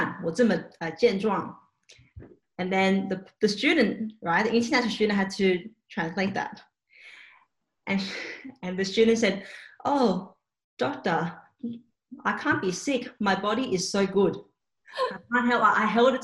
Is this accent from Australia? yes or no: yes; Sydney, New South Wales, Australia; first language Cantonese; born and raised in Australia